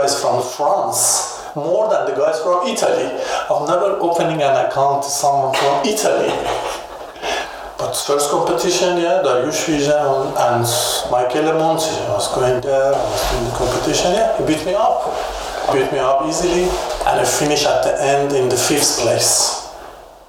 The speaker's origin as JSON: {"language": "English", "country": "Iran", "tie": "born or raised there", "second_language": "English", "moved": "as an adult", "lives_now": "Germany", "said": "I used to have a problem in Iran about my religion"}